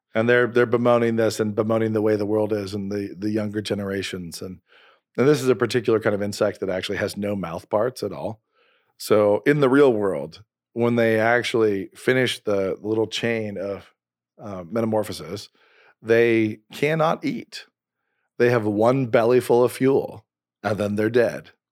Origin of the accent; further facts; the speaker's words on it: Idaho, United States; I'm from Idaho